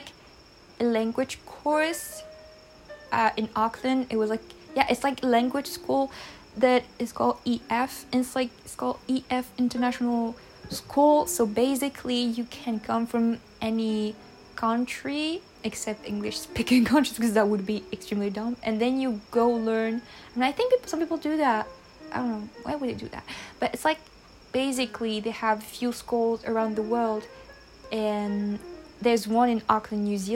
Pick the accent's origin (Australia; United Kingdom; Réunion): Réunion; English is a second language; I am from Reunion Island, which is a French island, and I've been living here for like basically my whole life, but not technically